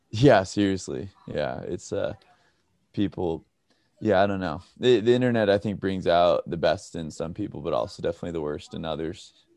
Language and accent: English; Redding, California, United States; now in Pasadena, United States; I grew up in uh, Redding, California, um, all the way up north